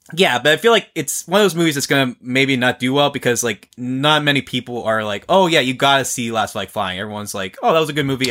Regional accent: near Upper St. Clair, Pennsylvania, United States; from uh, Upper St. Clair, which is like a few neighboring uh, suburbs from my hometown

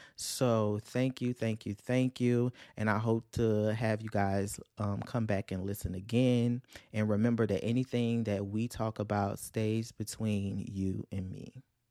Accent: Louisiana, United States; I'm from Louisiana

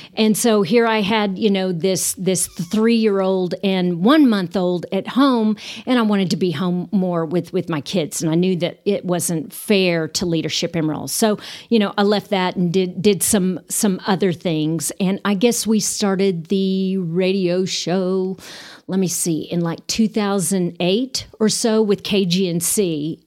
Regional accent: Amarillo, Texas, United States; also born or lived in Austin, Texas / Waco, Texas; I am from Amarillo, born and raised.

